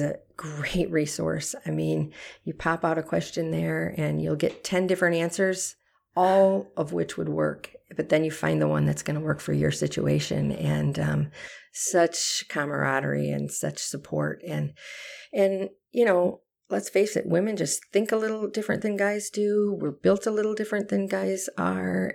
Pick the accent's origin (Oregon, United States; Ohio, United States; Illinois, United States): Illinois, United States; Harvard; moved away as an adult; now in Brodhead, Wisconsin, United States; I was born and raised in Harvard, Illinois